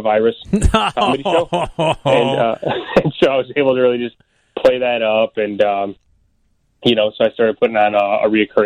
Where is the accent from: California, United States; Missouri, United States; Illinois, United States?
Illinois, United States; Elk Grove Village; also born or lived in Itasca, Illinois; I grew up in Oak Grove Village